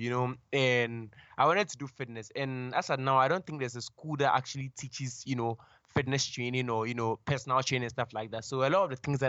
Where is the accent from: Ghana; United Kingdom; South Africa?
Ghana; I was born and raised in Ghana.